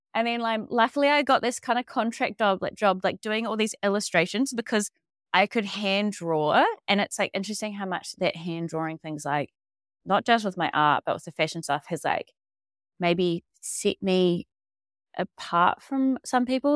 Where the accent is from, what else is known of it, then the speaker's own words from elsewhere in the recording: Dunedin, Otago, New Zealand; moved away as an adult; also born or lived in Australia; I am from Dunedin and grew up here on a s, little kind of lifestyle farm just around the bay